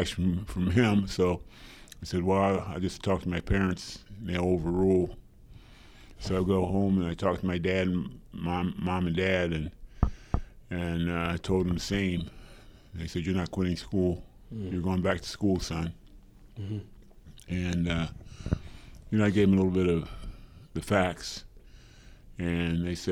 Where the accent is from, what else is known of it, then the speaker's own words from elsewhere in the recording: Springfield, Ohio, United States; I grew up on a small farm outside of Springfield, Ohio